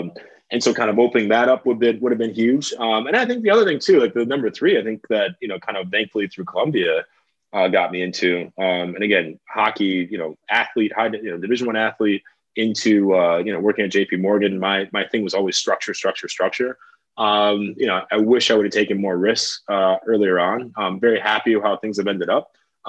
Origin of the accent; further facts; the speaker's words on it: Kenya; And so I think like for us, not only being Kenyan